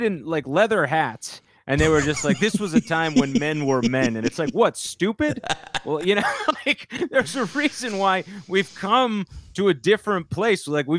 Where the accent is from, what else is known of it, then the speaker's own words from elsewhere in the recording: Bloomfield, New Jersey, United States; now in New York, United States; I grew up in Bloomfield in North Jersey, so very, very Italian neighborhood.